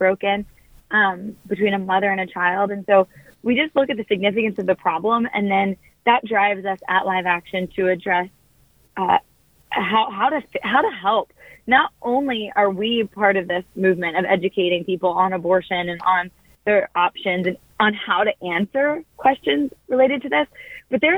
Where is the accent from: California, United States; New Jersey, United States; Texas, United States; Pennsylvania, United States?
New Jersey, United States; I grew up in New Jersey